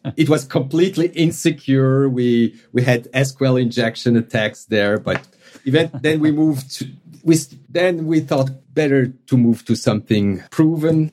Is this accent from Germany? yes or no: no; Switzerland; accent: Swiss; English is a second language; my Swiss accent